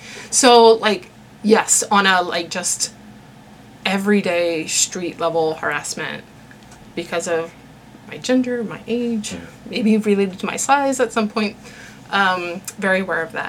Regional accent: West Virginia, United States; moved away as an adult; also born or lived in Chicago; And I had said West Virginia.

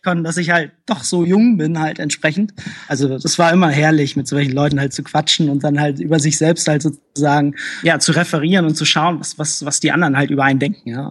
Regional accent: Hamburg, Germany; also ich bin in Hamburg geboren, aber meine Eltern sind halt entsprechend aus Polen geflohen

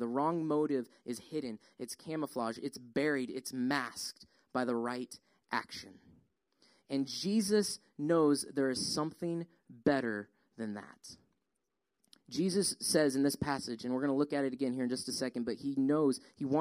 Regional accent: Colorado, United States; now in Georgia, United States; We grew up in Colorado.

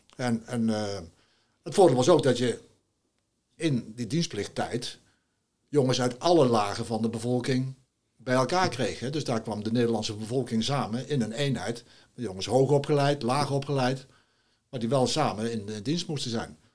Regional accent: Nijmegen, Gelderland, Netherlands; moved away as an adult; now in Grave, Netherlands; ik ben natuurlijk geboren en getogen in Nijmegen.

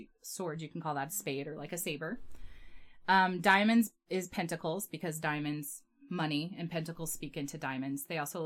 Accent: Utah, United States; I'm from the United States and from Utah.

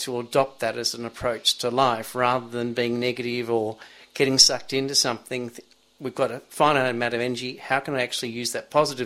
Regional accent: Melbourne, Victoria, Australia; now in Sydney, Australia; I grew up in Melbourne near a beach and was in nippers as a kid even in Melbourne

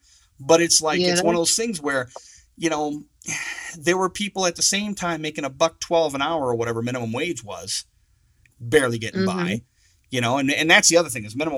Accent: Saginaw, Michigan, United States; I'm from Saginaw, Michigan

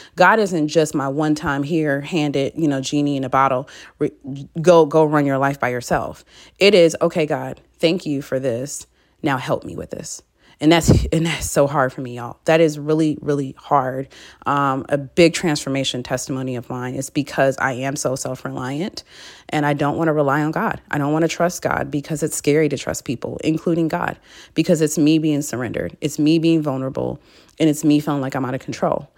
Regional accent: Michigan, United States; moved away as an adult; now in Dallas, United States; I'm from Michigan, so we have basements

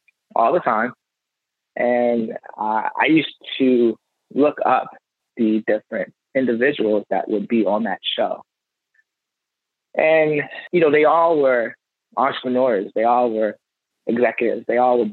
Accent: Baltimore, Maryland, United States; I grew up in Baltimore.

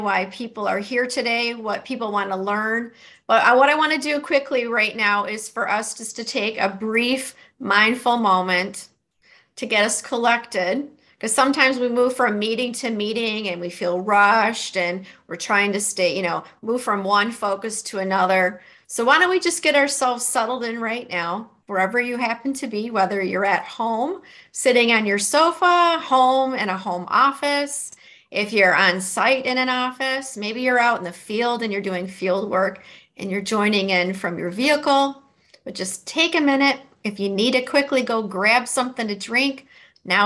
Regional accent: Detroit, Michigan, United States; accent: Midwestern; you can tell from my accent, my dialect, that I'm a Midwesterner. I'm a native Detroiter

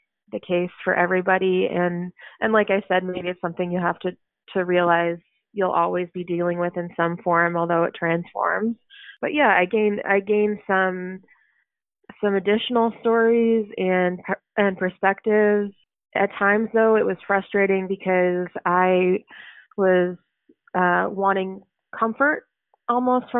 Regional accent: Oak Park, Illinois, United States; also born or lived in Chicago; I live in Chicago and I grew up in Oak Park, so it's only like 20 minutes away

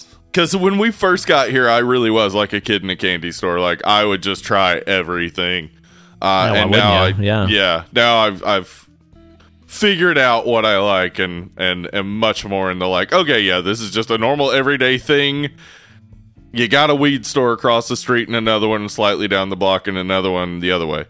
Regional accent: the South, United States; We're from the South.

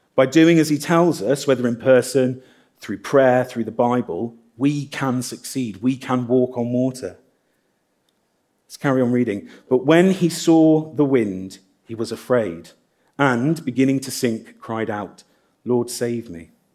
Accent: Midlands, United Kingdom; now in Guernsey; I'm from the Midlands

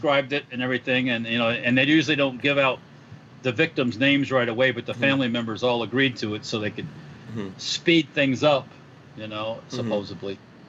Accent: Florida, United States; I grew up in Florida for the most part

